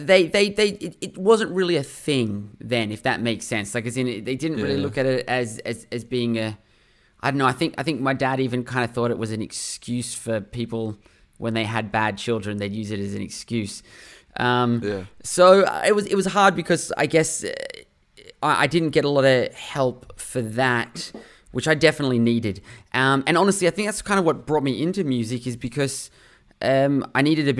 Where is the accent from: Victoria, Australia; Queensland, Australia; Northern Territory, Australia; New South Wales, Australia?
New South Wales, Australia; Sydney; I grew up in Sydney, Australia. That's been home my whole life, where I am right